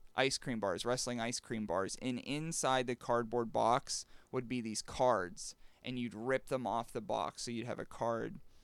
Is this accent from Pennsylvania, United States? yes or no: yes; Western Pennsylvania, United States; Being from Western P